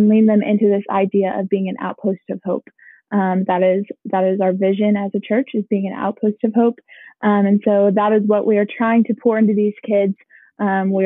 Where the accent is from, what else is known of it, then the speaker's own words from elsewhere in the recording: Owensboro, Kentucky, United States; moved away as an adult; also born or lived in Knoxville, Tennessee; now in Lebanon, United States; I'm originally from Owensboro, Kentucky